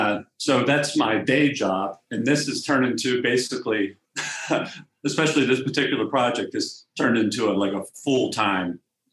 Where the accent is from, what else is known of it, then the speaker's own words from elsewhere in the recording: Cumberland, Maryland, United States; I grew up here in Cumberland, Maryland, in Western Maryland, in Allegheny County.